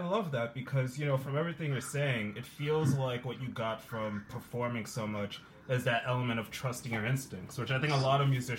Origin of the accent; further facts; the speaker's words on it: England, United Kingdom; now in New York, United States; I'm in New York, but I'm from England originally